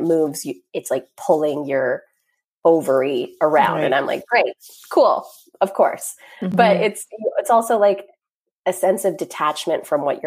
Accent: Grande Prairie, Alberta, Canada; now in Carp, Canada; I grew up in Grand Prairie, Alberta, surrounded, like being very much one of the only ones.

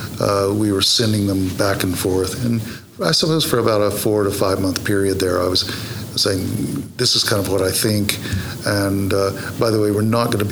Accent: United States; moved away as an adult; now in London, United Kingdom; This is my home state

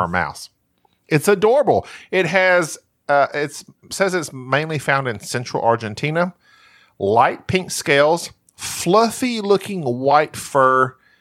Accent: Southern United States, United States; accent: Southern

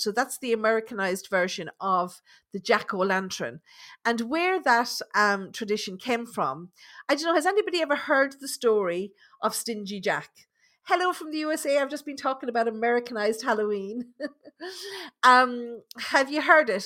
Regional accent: Ireland; being Irish

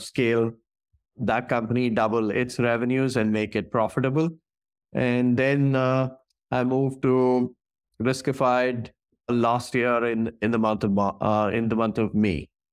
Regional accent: New Delhi, Delhi, India; moved away as an adult; also born or lived in Singapore / Atlanta, United States; now in San Francisco Bay Area, United States; I was born and raised in New Delhi in India

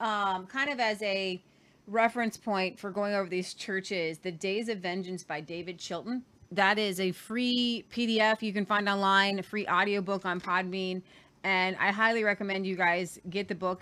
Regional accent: Ohio, United States; moved away as an adult; now in Oklahoma, United States; I'm from Ohio

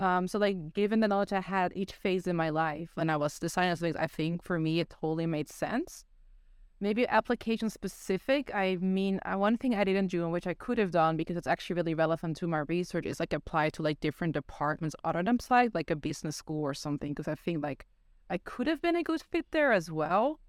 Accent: Netherlands; also born or lived in South Korea; now in United States; growing up in Netherlands

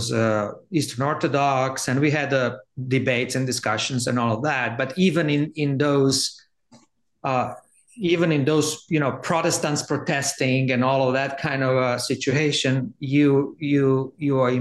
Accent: Zagreb, City of Zagreb, Croatia; moved away; I grew up in Zagreb, which is capital of Croatia.

